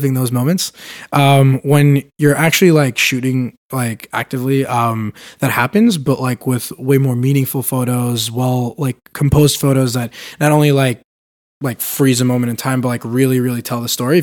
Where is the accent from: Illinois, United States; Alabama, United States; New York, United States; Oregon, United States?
New York, United States; New York City; now in San Francisco, United States; I grew up in Brooklyn, New York